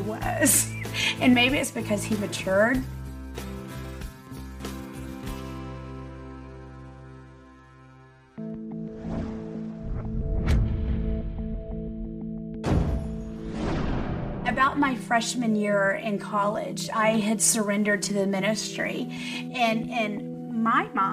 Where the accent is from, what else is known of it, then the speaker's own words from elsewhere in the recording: Frisco, United States; I was born and raised in Frisco